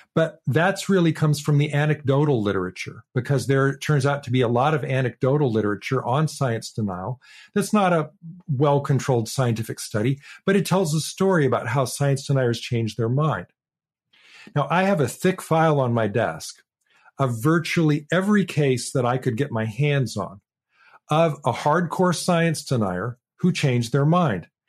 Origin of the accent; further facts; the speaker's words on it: Portland, Oregon, United States; Portland, Oregon, my, my hometown